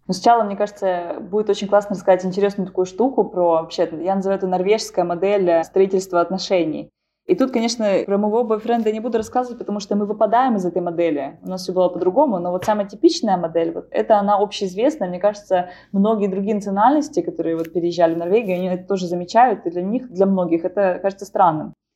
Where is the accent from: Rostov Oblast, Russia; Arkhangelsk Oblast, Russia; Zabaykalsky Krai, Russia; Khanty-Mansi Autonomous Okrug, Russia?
Arkhangelsk Oblast, Russia; Arkhangelsk; moved away as an adult; now in Norway; в Архангельске, откуда я родом